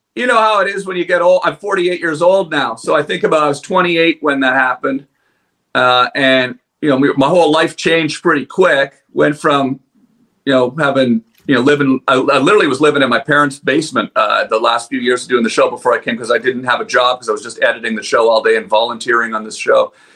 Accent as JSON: {"language": "English", "town": "Ottawa", "region": "Ontario", "country": "Canada", "said": "I'm a goofball from Ottawa"}